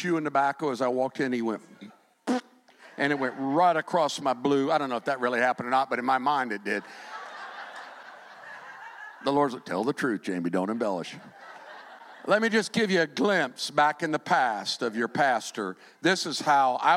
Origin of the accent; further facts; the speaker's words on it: Fort Myers, Florida, United States; I'm from Fort Myers